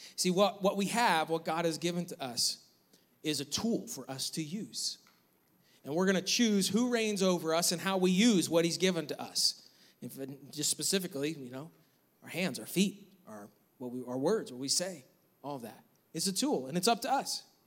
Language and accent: English; New York, United States; now in North Carolina, United States; growing up in New York, we always had snow